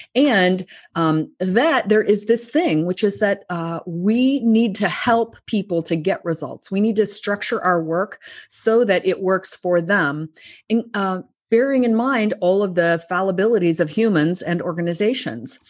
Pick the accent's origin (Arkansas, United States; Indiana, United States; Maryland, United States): Arkansas, United States; moved away as an adult; also born or lived in New York; I'm from Arkansas, which is kind of a small rural state in the United States. Uh, I grew up there